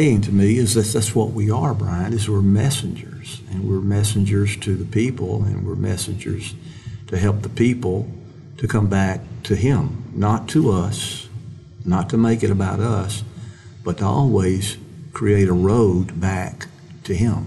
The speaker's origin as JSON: {"language": "English", "region": "Mississippi", "country": "United States", "tie": "born or raised there", "said": "I'm a kid from Mississippi, and I always think of myself that way"}